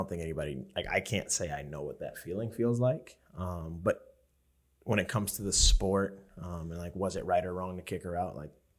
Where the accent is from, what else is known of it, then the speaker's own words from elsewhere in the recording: twenty minutes west of Ames, Iowa, United States; moved away; I grew up in Iowa.